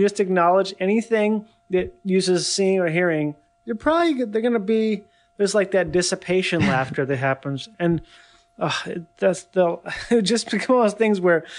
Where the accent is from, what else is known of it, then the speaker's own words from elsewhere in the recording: Miami, Florida, United States; So like I'm from Miami, so like we probably would get like beans that would be super cheap but really good.